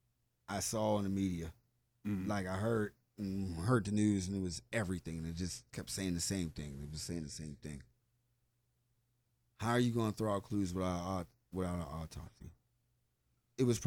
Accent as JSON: {"language": "English", "country": "United States", "said": "I'm an American."}